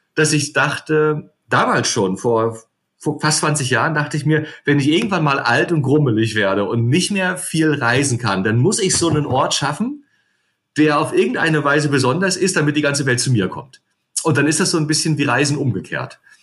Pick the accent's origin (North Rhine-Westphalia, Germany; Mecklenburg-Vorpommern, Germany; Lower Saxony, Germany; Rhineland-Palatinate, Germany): Mecklenburg-Vorpommern, Germany; Rostock; also born or lived in Potsdam / Edinburgh / Canary Islands; ich bin Rostocker